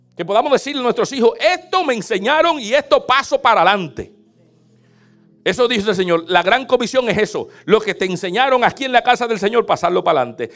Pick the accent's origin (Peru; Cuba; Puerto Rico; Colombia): Puerto Rico; moved away as an adult; now in United States; yo vengo de Puerto Rico y en Puerto Rico era tener el carro más tumbado